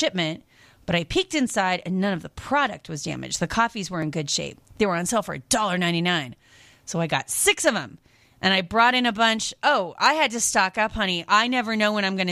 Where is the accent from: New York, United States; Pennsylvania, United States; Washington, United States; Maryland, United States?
Washington, United States; Seattle; moved away; I grew up in the Seattle area